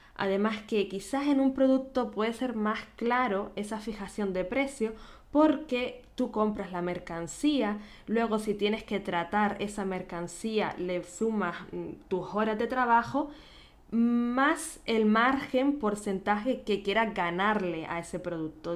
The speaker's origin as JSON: {"language": "Spanish", "region": "Canary Islands", "country": "Spain", "tie": "born or raised there", "accent": "Canarian", "moved": "yes", "lives_now": "Vienna, Austria", "said": "nacida en Canarias"}